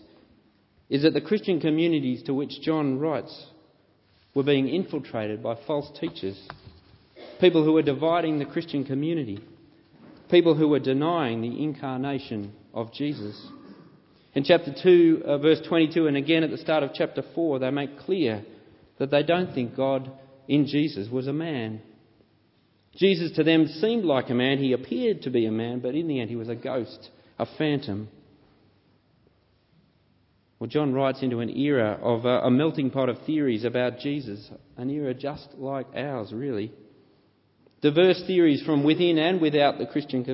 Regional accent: Canberra, Australian Capital Territory, Australia; I know I was born in Canberra.

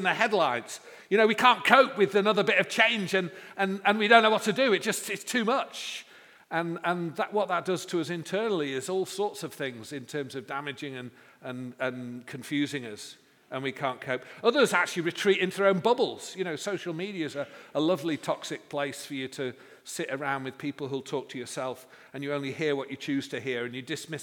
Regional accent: Manchester, North West England, United Kingdom; I come from Manchester

